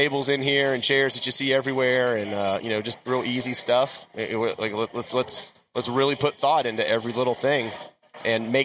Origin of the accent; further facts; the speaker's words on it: Concord, North Carolina, United States; I'm from Concord. I'm a native, fifth generation